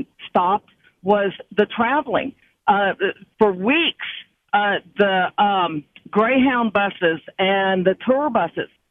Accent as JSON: {"language": "English", "region": "Missouri", "country": "United States", "said": "I'm from Missouri."}